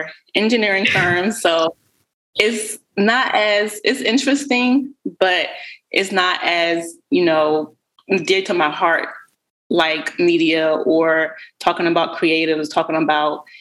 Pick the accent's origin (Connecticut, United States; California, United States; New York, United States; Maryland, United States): Maryland, United States; Baltimore; featuring Baltimore creatives, which has been really exciting because that's my hometown